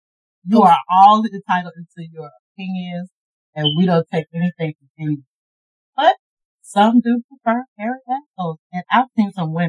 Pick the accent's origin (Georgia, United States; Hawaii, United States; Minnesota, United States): Georgia, United States; Augusta; I am from Augusta, Georgia.